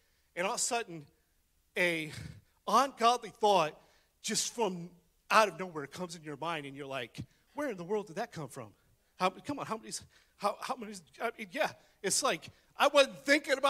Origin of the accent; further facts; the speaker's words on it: West Virginia, United States; I'm from West Virginia